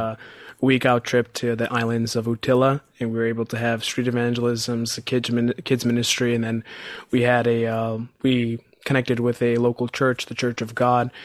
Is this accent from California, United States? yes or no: no; Chicago, Illinois, United States; I'm from Chicago, Illinois